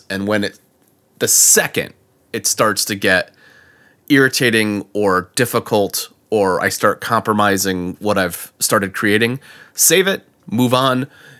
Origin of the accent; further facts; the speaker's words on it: Connecticut, United States; now in Florida, United States; I mean, growing up in Connecticut and being down here in Florida for 10 years, I'll drop that Southern thing every once in a while.